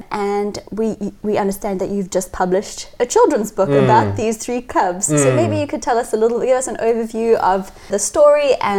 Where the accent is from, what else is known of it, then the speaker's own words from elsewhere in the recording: Johannesburg, Gauteng, South Africa; I grew up in Johannesburg right near the lion park